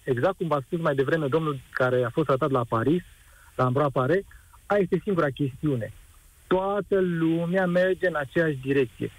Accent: Brașov, Brașov County, Romania; acum sunt din Brașov

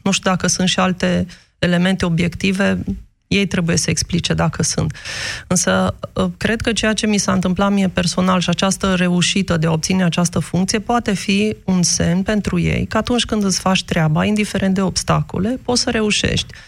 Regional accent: Romania; moved away as an adult; nu înseamnă că nu sunt român, nu înseamnă că nu-mi iubesc țara

